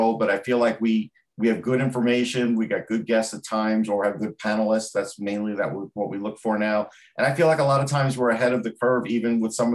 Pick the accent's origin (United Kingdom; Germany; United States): United States; Long Island, New York; I'm from Long Island